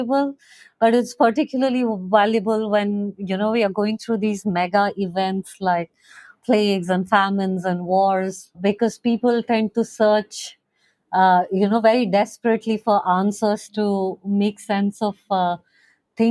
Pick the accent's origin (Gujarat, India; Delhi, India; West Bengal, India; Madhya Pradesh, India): Madhya Pradesh, India; Bhopal; now in Goa, India; I grew up in Bhopal, which is a city in central India